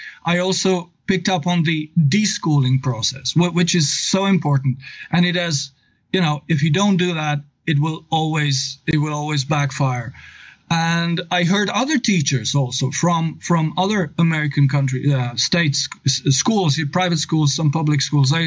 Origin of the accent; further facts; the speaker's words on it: Novo Mesto, Southeast Slovenia, Slovenia; English is a second language; I come from Slovenia. I've taught English for 21 years at the Novo Mesto Gymnasium. The Novo Mesto is my town